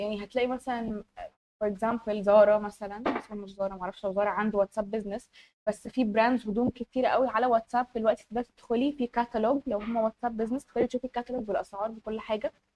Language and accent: Arabic; Egypt; احنا كمصريين